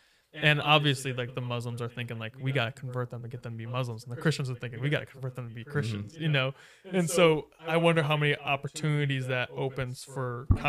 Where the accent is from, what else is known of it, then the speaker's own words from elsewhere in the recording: United States; growing up in America when I was 5